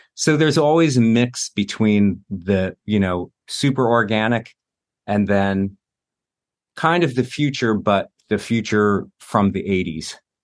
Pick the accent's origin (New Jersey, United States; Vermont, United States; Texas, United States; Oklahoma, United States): New Jersey, United States; moved away as an adult; also born or lived in New York; now in Los Angeles, United States; I lived in New York for twenty years, and I grew up in Jersey